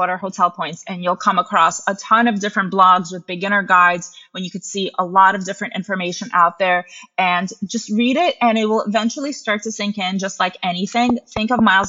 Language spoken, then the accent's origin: English; United States; also born or lived in Russia; I moved to the US with my mom when I was little